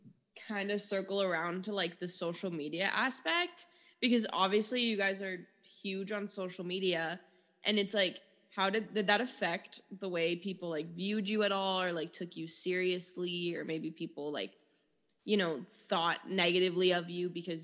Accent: Miami, Florida, United States; like I'm from Miami and we'd go to Orlando.

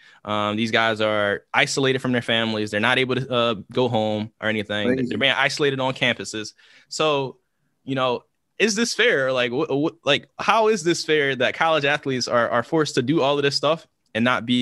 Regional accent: Philadelphia, Pennsylvania, United States; my hometown, Philly

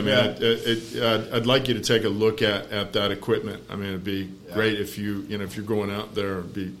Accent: Boulder, Colorado, United States; I'm from Boulder.

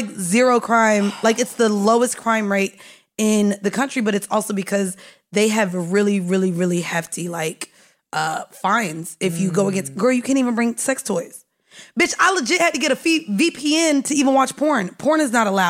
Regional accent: the South, United States; I'm from the South

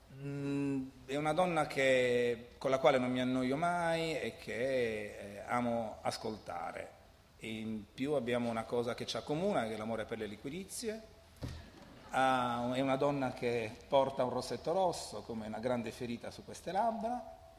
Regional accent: Alghero, Sardinia, Italy; io sono di Alghero e quindi parlo il catalano

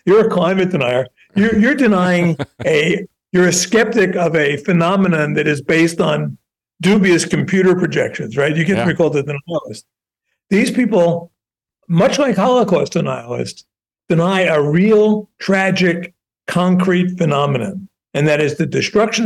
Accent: Newark, New Jersey, United States; I grew up in Newark, New Jersey during the fall of Newark

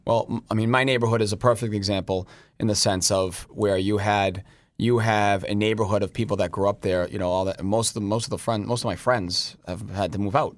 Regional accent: Boston, Massachusetts, United States; I was born and raised in the North End

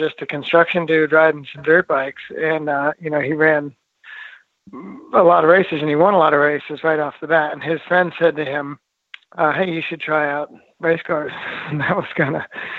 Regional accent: Vermont, United States; we grew up in Vermont, my brother Nipper and I, and we raced motocross bikes as kids.

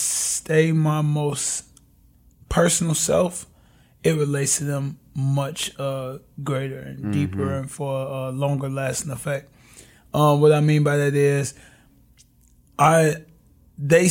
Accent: Chicago, Illinois, United States; first language Ebonics; I grew up in Englewood community on the south side of Chicago

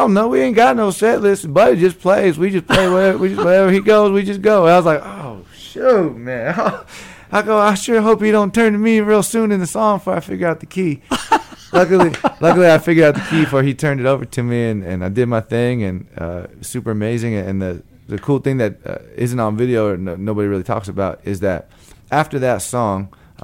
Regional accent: Long Beach, California, United States; moved away; also born or lived in Tucson, Arizona; Long Beach, California

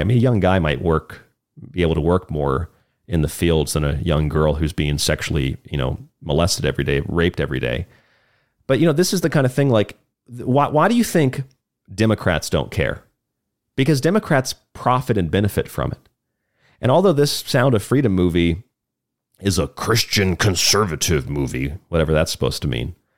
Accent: Florida, United States; moved away; in my home state of Florida. This is where I was living at the time

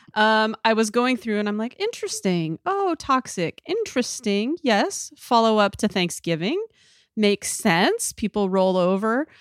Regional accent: Idaho, United States; I'm from Idaho

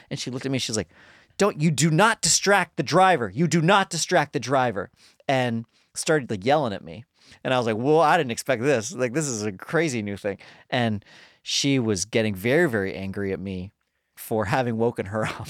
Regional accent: Colorado, United States; now in Los Angeles, United States

